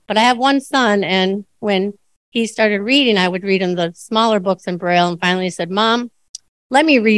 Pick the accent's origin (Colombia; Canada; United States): United States; Superior, Wisconsin; I grew up in Superior, Wisconsin, which is a small town, and had the night blindness and some other things.